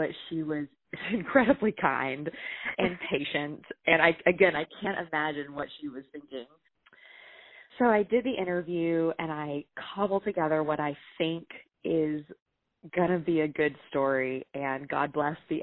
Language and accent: English; the South, United States; I was from the South